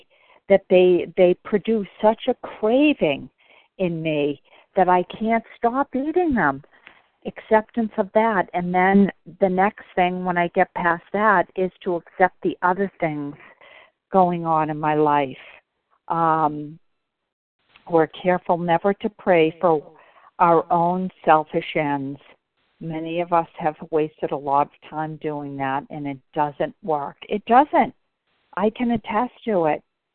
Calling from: Bedford, Massachusetts, United States; I'm calling from Bedford, Mass.

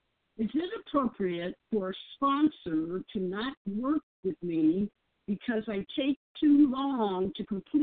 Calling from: Seattle, Washington, United States; I'm calling you from Seattle.

